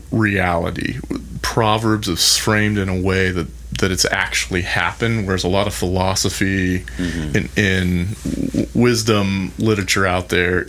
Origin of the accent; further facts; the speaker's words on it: the South, United States; as a guy growing up in the South